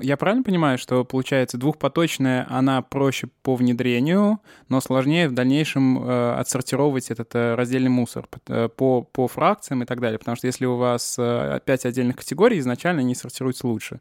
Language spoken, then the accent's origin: Russian; Samara Oblast, Russia; moved away; сам из маленького города, э, сам регулярно бываю, я из Самарской области